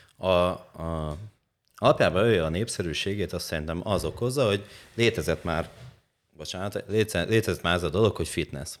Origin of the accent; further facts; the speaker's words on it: Hajdúböszörmény, Hajdú-Bihar, Hungary; also born or lived in Eger; Egerből, Egerből hazaköltöztem Böszörménybe